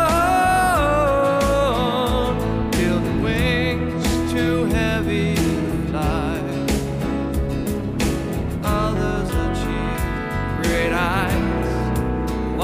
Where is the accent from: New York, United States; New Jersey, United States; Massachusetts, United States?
New York, United States; upstate; I'm from upstate